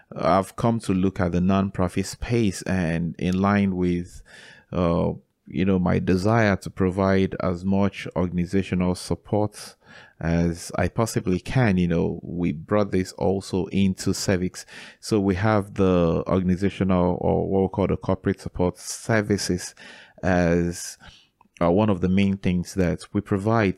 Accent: Enugu, Enugu State, Nigeria; So I was born in Enugu, Nigeria, and that is a city where I grew up and where I still live till date

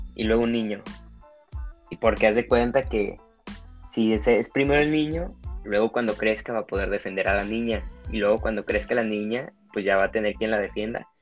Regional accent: Guadalajara, Jalisco, Mexico; nací aquí en Guadalajara, Jalisco.

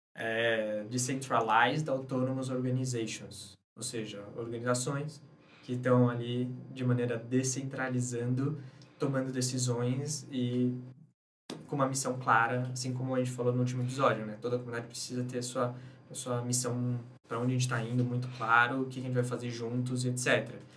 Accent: Brazil; sendo brasileiro

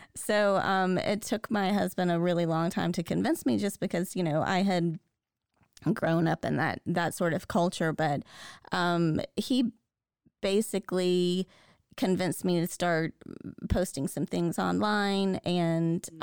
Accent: the South, United States; I grew up in the South

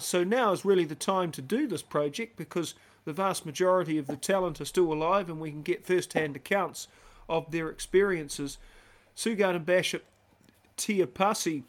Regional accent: New Zealand; I had Keith Quinn as a next-door neighbour growing up in Windrum Avenue.

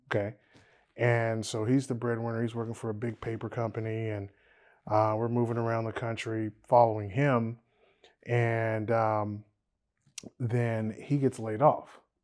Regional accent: Louisiana, United States; we're all from Louisiana.

